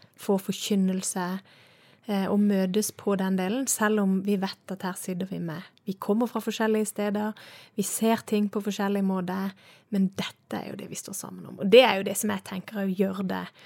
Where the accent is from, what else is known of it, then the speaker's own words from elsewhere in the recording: Søgne, Agder, Norway; also born or lived in Estonia; now in Bergen, Norway; jeg kommer jo fra Sørlandet, du sa det sjøl, jeg er fra Søgne